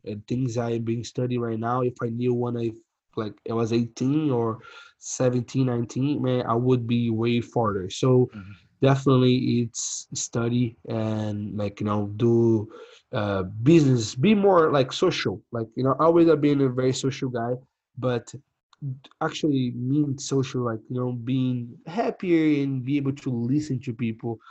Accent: Brazil; English is a second language; moved away as an adult; now in San Angelo, United States; we come from Brazil, third country, and like you know have a crazy past

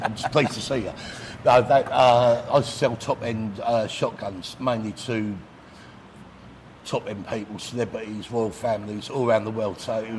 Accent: Redhill, South East England, United Kingdom; also born or lived in Marylebone, London / Chalfont St Giles, Buckinghamshire; now in Pattaya, Thailand; Originally brought up in Red Hill in Surrey.

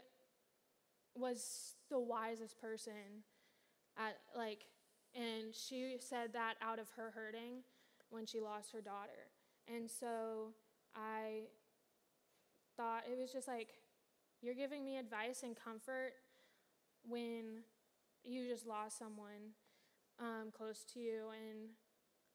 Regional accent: Kansas City, United States; moved away; back where I'm from Kansas City

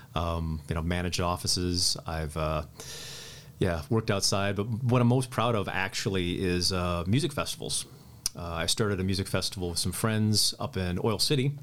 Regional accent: Midland, Michigan, United States; moved away as an adult; also born or lived in San Francisco, California; now in Ann Arbor, United States; I grew up in Midland, Michigan

